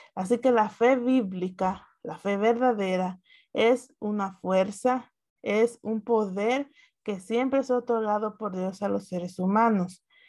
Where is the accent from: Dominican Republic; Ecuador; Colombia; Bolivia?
Dominican Republic; yo soy dominicana